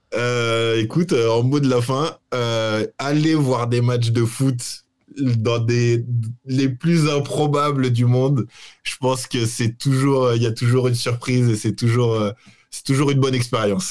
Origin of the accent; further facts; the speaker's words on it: Paris, Île-de-France, France; moved away as an adult; now in Lisbon, Portugal; je suis parisien, je suis né à Paris, j'ai vécu 30 ans à Paris